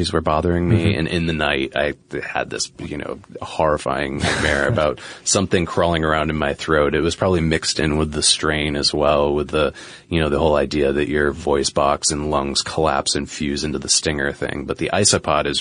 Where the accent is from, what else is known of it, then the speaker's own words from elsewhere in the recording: New England, United States; Where I grew up in New England